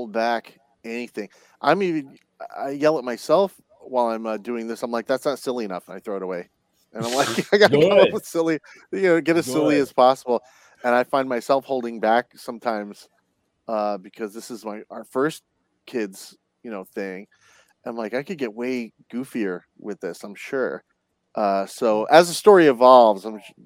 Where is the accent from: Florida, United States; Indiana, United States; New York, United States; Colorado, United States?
New York, United States; Long Island; I grew up in Long Island